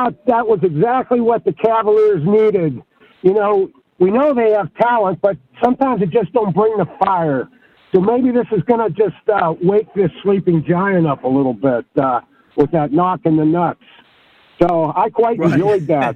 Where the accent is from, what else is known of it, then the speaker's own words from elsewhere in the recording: Youngstown, Ohio, United States; I grew up in Youngstown, Ohio